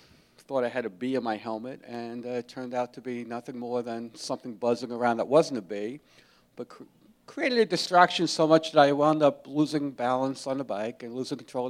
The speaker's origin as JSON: {"language": "English", "town": "Jersey City", "region": "New Jersey", "country": "United States", "tie": "born or raised there", "said": "I grew up in Jersey City, New Jersey"}